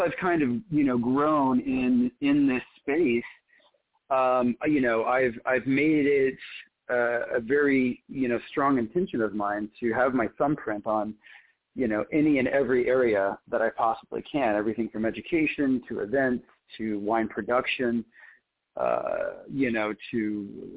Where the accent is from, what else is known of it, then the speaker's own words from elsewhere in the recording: Oklahoma, United States; also born or lived in Israel; I was born in Israel and grew up in Oklahoma